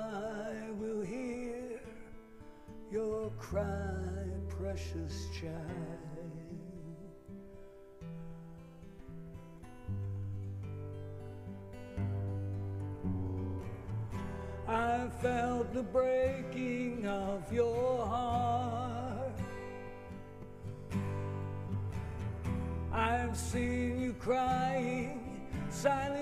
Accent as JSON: {"language": "English", "town": "Philadelphia", "region": "Pennsylvania", "country": "United States", "tie": "born or raised there", "also_born_or_lived": "Brooklyn, New York", "moved": "as an adult", "said": "I'm from Philadelphia. I was born and raised there."}